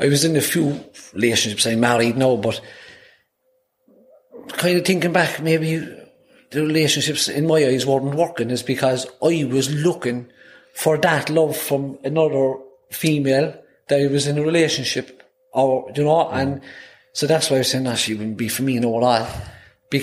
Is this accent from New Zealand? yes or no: no; Cork, Munster, Ireland; first language Irish; I'm born and reared on Redemption Road on the north side of Cork City